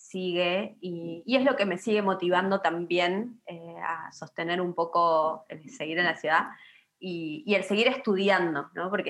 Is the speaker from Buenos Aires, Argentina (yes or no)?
no; Río Negro, Argentina; Sí, soy